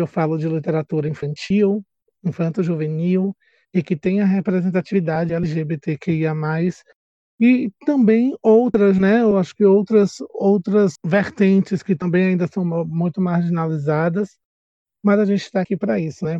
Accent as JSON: {"language": "Portuguese", "town": "Salvador", "region": "Bahia", "country": "Brazil", "said": "Sou daqui de Salvador, Bahia"}